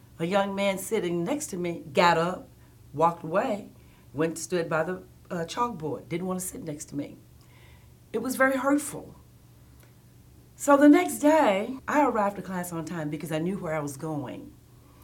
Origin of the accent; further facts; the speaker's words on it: Tuscumbia, Alabama, United States; I grew up in what they call the Quad Cities in Alabama, specifically Tuscumbia, Alabama.